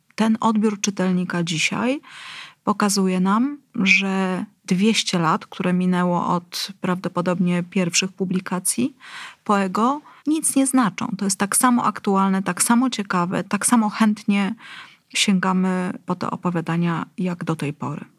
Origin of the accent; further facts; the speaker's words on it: Gdynia, Pomeranian Voivodeship, Poland; jestem gdynianką